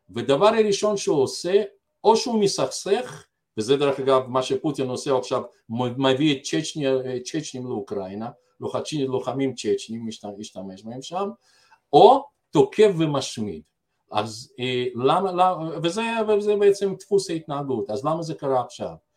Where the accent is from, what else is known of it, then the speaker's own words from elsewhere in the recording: Belarus; now in Israel; אני גדלתי אומנם בבלארוסיה